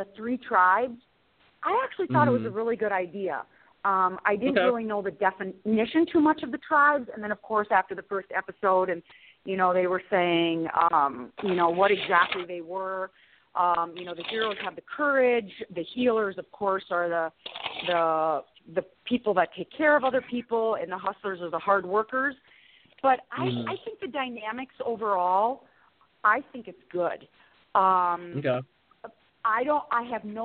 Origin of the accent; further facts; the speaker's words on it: South Dakota, United States; small-town gal from South Dakota